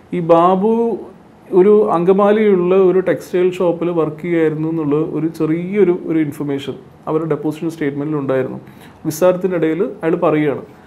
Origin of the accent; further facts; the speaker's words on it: Kozhikode, Kerala, India; now in Thrissur, India; ഞാൻ ആക്ച്വലി കോഴിക്കോട്ടുകാരനാണ് എൻ്റെ permanent address എന്ന് പറയുന്നത് കോഴിക്കോടാണ്